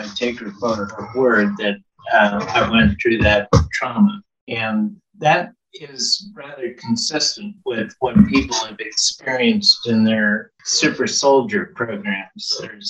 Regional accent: Pennsylvania, United States; born there; the hospital that I was born at in Pennsylvania, the Project Bluebird, was there in 1950 or 51. And I was born there in 53.

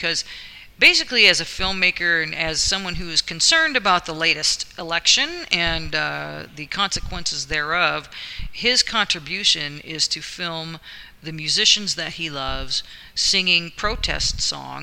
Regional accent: West Virginia, United States; moved away; I'm from West Virginia.

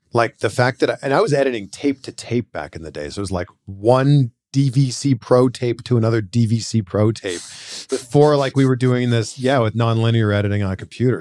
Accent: Pickering, Ontario, Canada; Grew up in a town called Pickering, Ontario, population like ninety-two thousand.

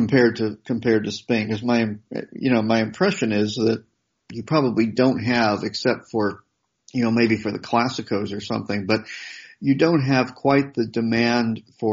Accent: United States; growing up in America

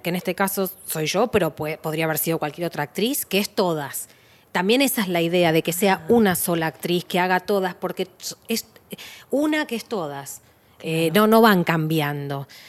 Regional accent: Argentina

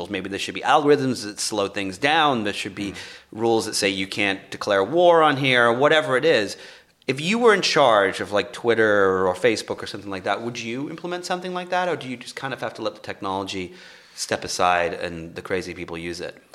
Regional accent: England, United Kingdom; now in Los Angeles, United States; I'm from England

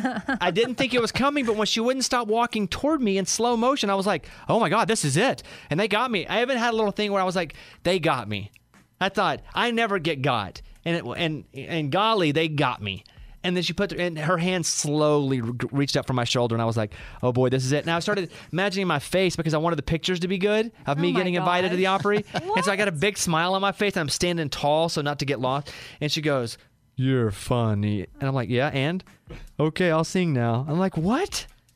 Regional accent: Arkansas, United States; Growing up in Arkansas, we didn't have a lot of Arkansans that we could have looked up to as someone who left, was proud, and made a name saying, hey, I'm from Arkansas.

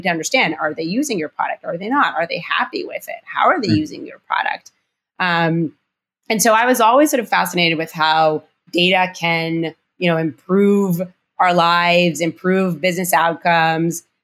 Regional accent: Rehovot, Central District, Israel; moved away; I was born and raised in Israel, actually on, in the Weizmann Institute of Science

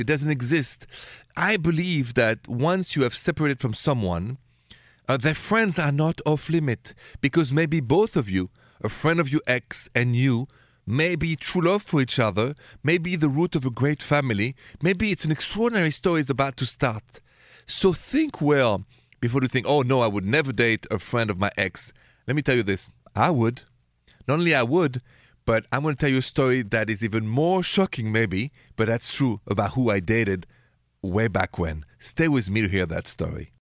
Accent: Paris, Île-de-France, France; accent: Parisian French; moved away; my accent is straight from Paris, France

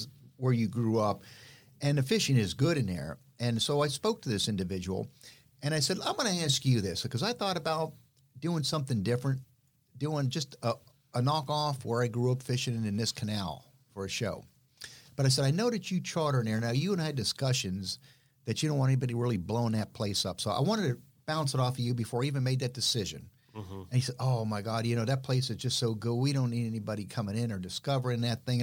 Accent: Miami, Florida, United States; I grew up in Miami

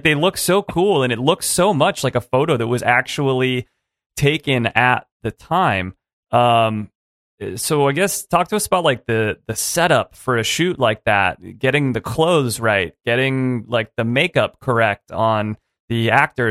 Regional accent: Los Angeles, California, United States; I grew up in Southern California, like just in the greater Los Angeles sprawl.

